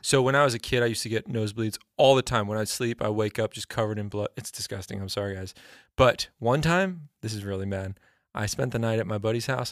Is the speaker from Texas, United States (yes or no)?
yes; Texas, United States; I grew up in Texas.